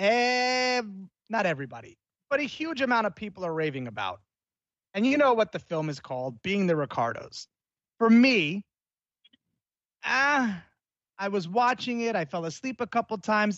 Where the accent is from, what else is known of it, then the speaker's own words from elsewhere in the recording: New York City, New York, United States; I'm a New Yorker. Born and bred in New York.